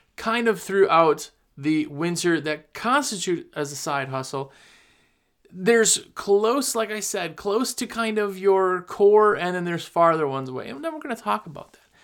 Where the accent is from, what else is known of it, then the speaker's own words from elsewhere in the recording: Wisconsin, United States; moved away as an adult; now in North Carolina, United States; I'm from Wisconsin originally. I moved to North Carolina just a couple years ago.